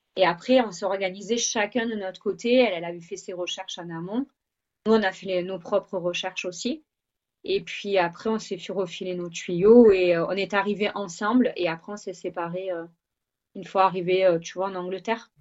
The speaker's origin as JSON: {"language": "French", "town": "Marseille", "region": "Provence-Alpes-Côte d'Azur", "country": "France", "tie": "born or raised there", "also_born_or_lived": "Vaucluse / French Guiana", "accent": "southern French", "moved": "as an adult", "lives_now": "England, United Kingdom", "said": "je suis originaire de Marseille, j'ai vécu assez longtemps quand même dans le Vaucluse"}